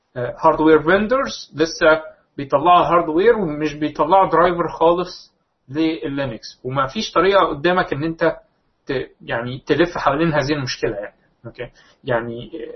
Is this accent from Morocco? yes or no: no; Egypt; موجود عندنا في مصر